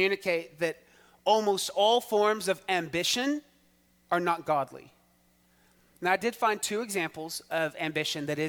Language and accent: English; Texas, United States; as a Texan